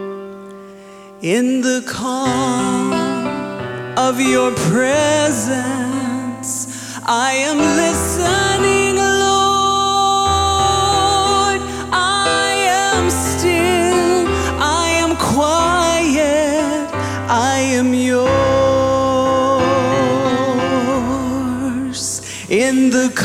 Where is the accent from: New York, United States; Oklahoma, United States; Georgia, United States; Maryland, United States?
Oklahoma, United States; Muskogee; I'm from Muskogee.